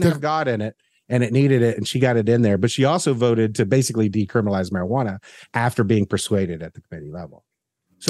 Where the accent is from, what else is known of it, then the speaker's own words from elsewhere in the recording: the South, United States; as a Southerner